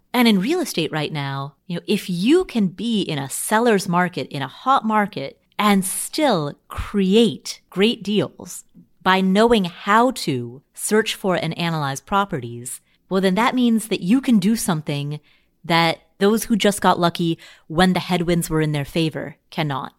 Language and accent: English; Cincinnati, Ohio, United States; moved away; I grew up in Cincinnati